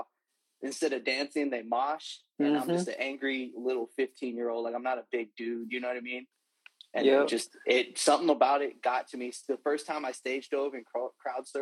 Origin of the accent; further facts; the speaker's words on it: Fresno, California, United States; I'm from Fresno, California, born and raised, the 559